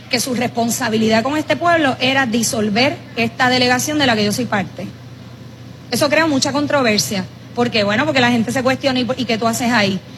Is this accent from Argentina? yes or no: no; Puerto Rico; Nosotros como puertorriqueños tendemos también a burlarnos.